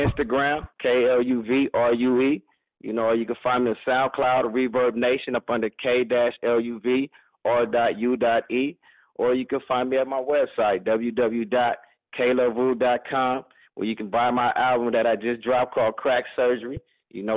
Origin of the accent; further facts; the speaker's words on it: Compton, California, United States; I'm from Compton